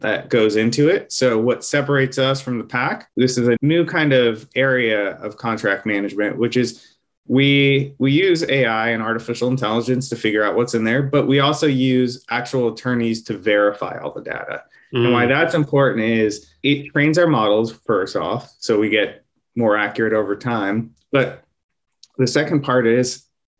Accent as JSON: {"language": "English", "area": "Bay Area", "region": "California", "country": "United States", "tie": "born or raised there", "said": "I'm born and bred in the Bay Area. I still live here"}